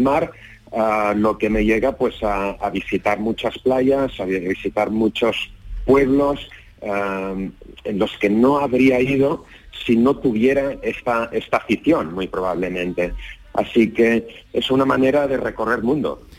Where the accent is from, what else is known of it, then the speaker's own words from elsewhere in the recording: Barcelona, Catalonia, Spain; estoy en Barcelona, soy de Barcelona, vivo en Barcelona